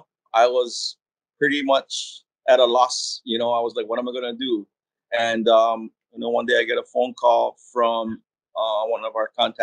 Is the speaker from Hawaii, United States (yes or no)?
yes; Hawaii, United States; as a Kanaka, as a Hawaiian